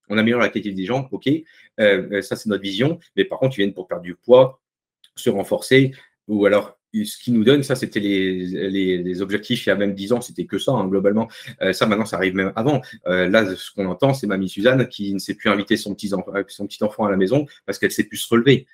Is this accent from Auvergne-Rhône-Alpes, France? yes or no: no; the North, Hauts-de-France, France; je suis un ch'ti, hein, je viens du Nord.